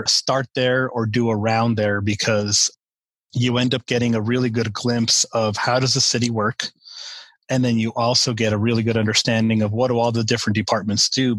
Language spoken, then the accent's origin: English; El Paso, Texas, United States; I grew up in El Paso, Texas, right on the border with Mexico and New Mexico and far West Texas